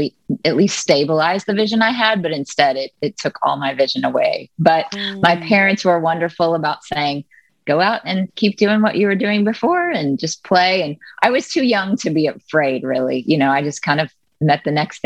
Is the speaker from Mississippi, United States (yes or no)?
yes; Jackson, Mississippi, United States; moved away as an adult; also born or lived in Nashville, Tennessee; now in New York City, United States; I was born and raised in Jackson, Mississippi